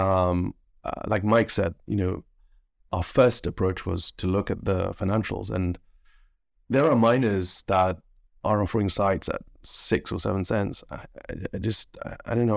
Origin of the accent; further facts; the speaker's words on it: Kenya; now in United Kingdom; growing up in Kenya